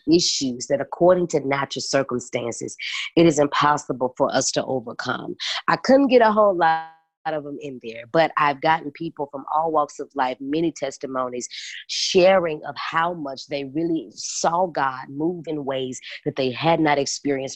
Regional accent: Memphis, Tennessee, United States; moved away as an adult; now in Atlanta, United States; I'm from Memphis. And I'm now in Atlanta, Georgia

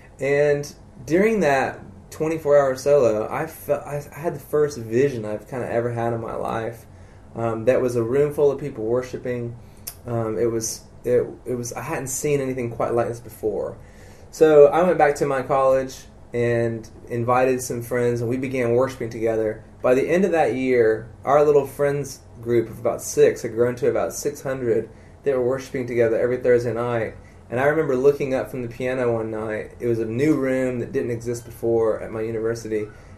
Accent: South Carolina, United States; South Carolina, yeah.

